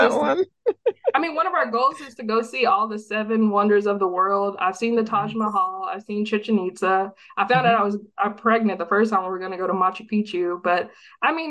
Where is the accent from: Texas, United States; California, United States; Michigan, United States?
Texas, United States; I grew up in Texas, born and raised in Texas